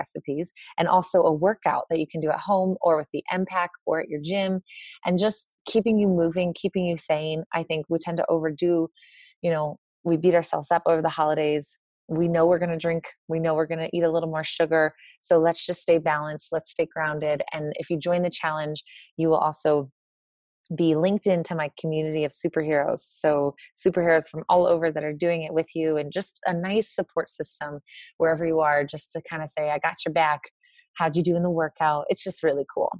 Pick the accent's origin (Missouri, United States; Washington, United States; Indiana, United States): Missouri, United States; I am from Missouri